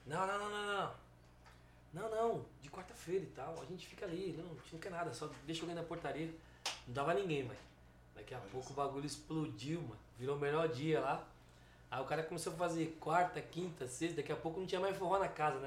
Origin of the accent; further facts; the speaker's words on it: São Paulo, Brazil; mas a gente é da Zona Sul